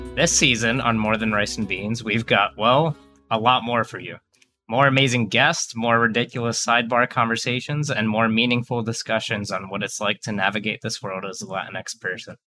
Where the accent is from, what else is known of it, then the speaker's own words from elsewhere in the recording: New York City, New York, United States; I grew up in New York City with my mom